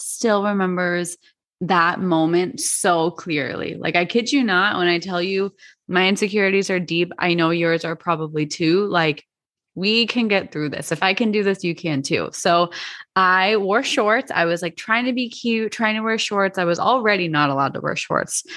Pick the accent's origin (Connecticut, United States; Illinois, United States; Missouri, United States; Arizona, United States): Arizona, United States; I grew up in Arizona.